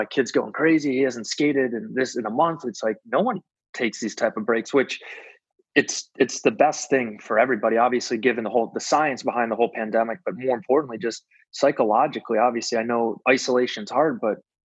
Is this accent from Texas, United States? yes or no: no; Westlake, Ohio, United States; I grew up in Westlake